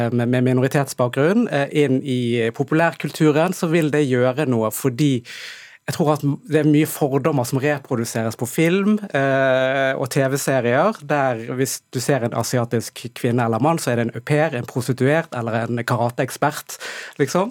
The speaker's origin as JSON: {"language": "Norwegian", "town": "Bergen", "region": "Vestland", "country": "Norway", "tie": "born or raised there", "said": "jeg er oppvokst i, eh, i Bergen"}